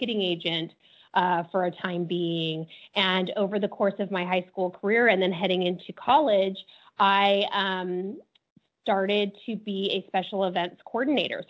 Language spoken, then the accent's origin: English; Las Vegas, Nevada, United States; I grew up in Las Vegas. It's my hometown.